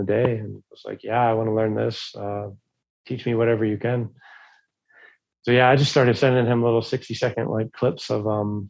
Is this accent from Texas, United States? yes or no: no; Pittsburgh, Pennsylvania, United States; my hometown over here, Pittsburgh, Pennsylvania